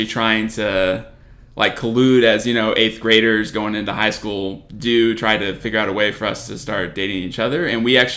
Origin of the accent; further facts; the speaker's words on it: Lindale, Texas, United States; now in College Station, United States; I'm originally from Lindale, Texas. It's a small town out in East Texas, but I live in College Station now